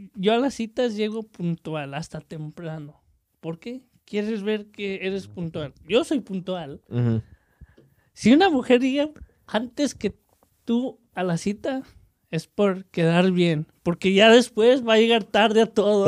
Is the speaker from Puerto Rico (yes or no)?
no; Mexico; somos mexicanos